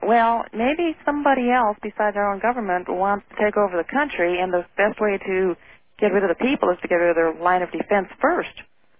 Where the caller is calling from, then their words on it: Illinois, United States; I'm calling from Illinois